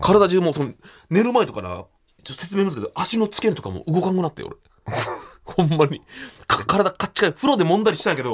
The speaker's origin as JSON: {"language": "Japanese", "region": "Okayama", "country": "Japan", "tie": "born or raised there", "moved": "yes", "said": "俺の地元の岡山駅"}